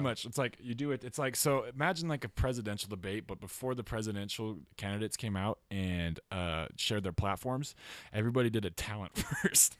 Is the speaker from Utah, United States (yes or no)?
yes; Utah, United States; I grew up in Utah